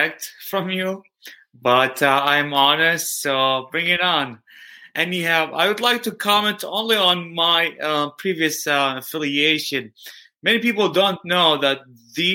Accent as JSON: {"language": "English", "town": "Eugene", "region": "Oregon", "country": "United States", "tie": "born or raised there", "said": "I was born here in Eugene, Oregon"}